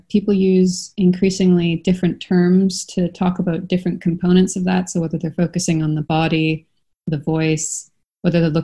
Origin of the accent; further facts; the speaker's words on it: Canada; now in Europe; As you can tell from my accent, I'm from Canada.